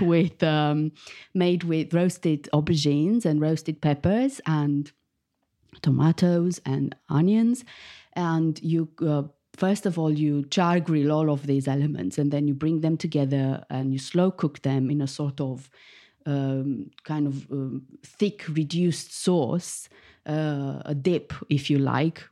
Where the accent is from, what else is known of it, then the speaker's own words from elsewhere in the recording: Bucharest, Romania; moved away as an adult; now in United Kingdom; I was born in Bucharest, the capital of Romania. and I moved to the U K fifteen years ago.